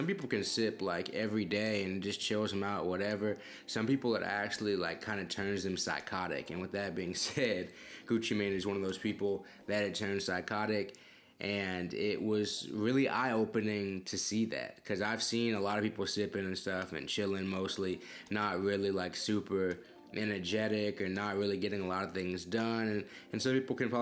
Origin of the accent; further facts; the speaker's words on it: Houston, Texas, United States; where I'm from in Houston